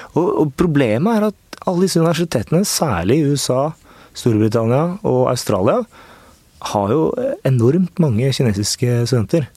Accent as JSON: {"language": "Norwegian", "region": "Oslo", "country": "Norway", "tie": "born or raised there", "also_born_or_lived": "Risløkka, Oslo", "said": "jeg er født og oppvokst på Torshov."}